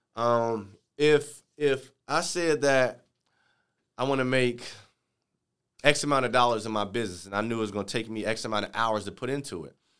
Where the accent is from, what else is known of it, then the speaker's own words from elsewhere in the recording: Chicago, Illinois, United States; moved away; I'm from Chicago